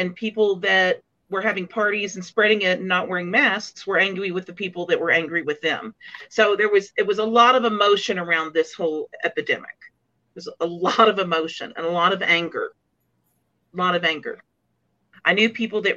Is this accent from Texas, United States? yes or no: yes; Dallas, Texas, United States; I grew up in Dallas